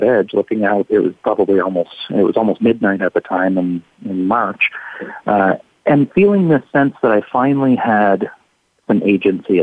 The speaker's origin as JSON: {"language": "English", "area": "small town on the east coast of Canada", "region": "Atlantic Canada", "country": "Canada", "tie": "born or raised there", "said": "my hometown, just a small town on the east coast of Canada, on the shores of the Atlantic Ocean."}